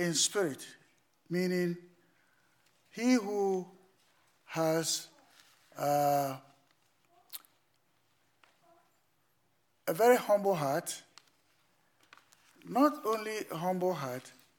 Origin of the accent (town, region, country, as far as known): Ghana; moved away